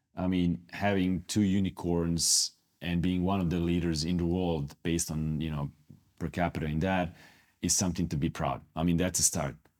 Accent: Split, Split-Dalmatia County, Croatia; moved away; I'm from Split. Split is in particularly known for having great athletes. When I was growing up, in in Split

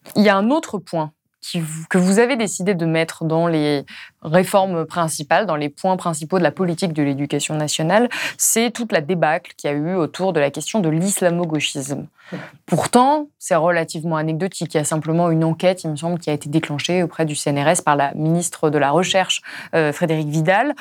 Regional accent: Ardèche, Auvergne-Rhône-Alpes, France; je viens d'Ardèche, d'un tout petit village

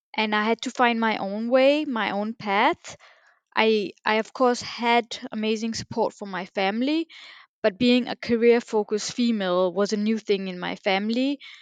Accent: Denmark; born and raised in Denmark

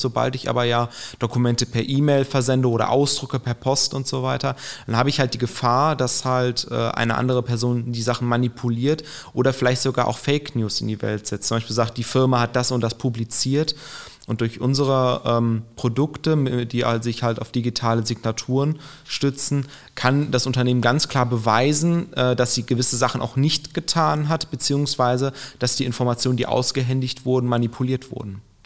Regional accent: Aachen, North Rhine-Westphalia, Germany; moved away as an adult; now in Gelsenkirchen, Germany; ich gebürtig aus Aachen komme

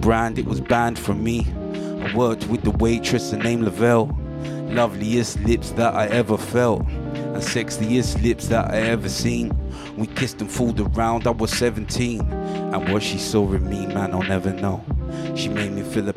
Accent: London, United Kingdom; Growing up in Tottenham.

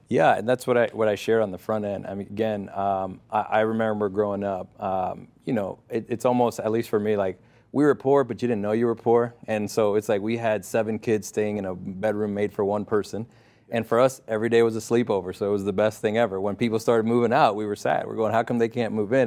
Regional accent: Connecticut, United States; also born or lived in Puerto Rico; where I grew up in Connecticut

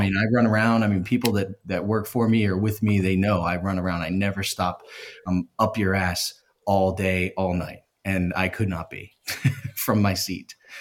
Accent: Philadelphia, Pennsylvania, United States; I'm from Philadelphia

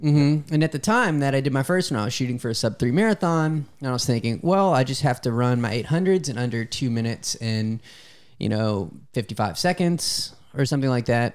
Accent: Louisiana, United States; I'm from Louisiana

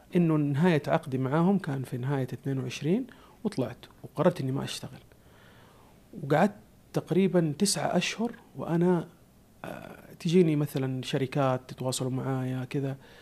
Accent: Saudi Arabia; عندنا في السعودية

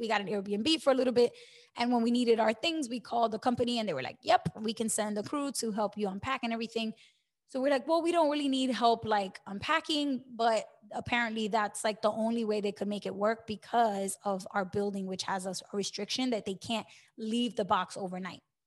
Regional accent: New York City, New York, United States; moved away as an adult; also born or lived in New Jersey; now in Florida, United States; I grew up in New York City

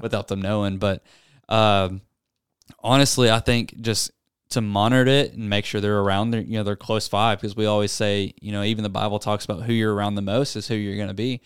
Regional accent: Searcy, Arkansas, United States; born and raised in Searcy, Arkansas

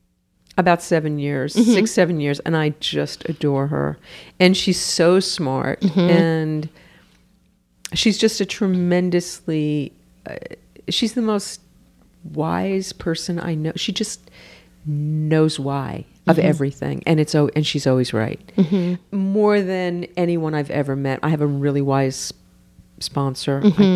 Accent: New York, United States; New York.

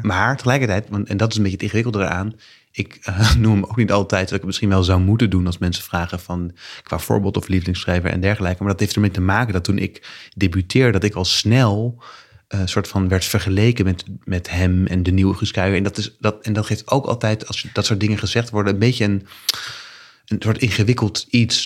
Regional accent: The Hague, South Holland, Netherlands; moved away; Ik ben net terug verhuisd naar, naar Den Haag, waar ik ben opgegroeid als kind.

